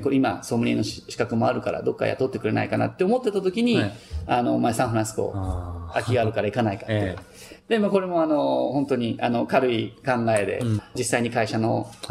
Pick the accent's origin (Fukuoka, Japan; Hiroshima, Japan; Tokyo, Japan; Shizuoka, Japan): Tokyo, Japan; moved away as an adult; now in California, United States; 僕はあの、東京で生まれ育って28年間で、14年前にアメリカに来た